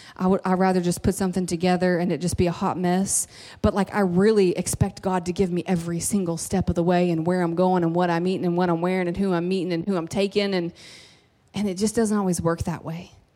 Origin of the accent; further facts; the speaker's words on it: Kentucky, United States; I'm from Kentucky